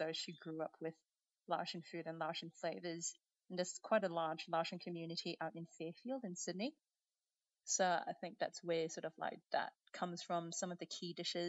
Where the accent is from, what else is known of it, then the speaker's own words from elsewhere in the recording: Brunei; So I'm I'm Chinese heritage. I'm from Brunei, so a bit of a mishmash.